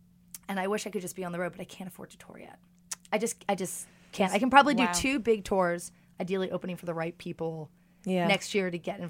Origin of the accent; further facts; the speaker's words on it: New York City, New York, United States; I got no beef with LA. I'm just a New Yorker.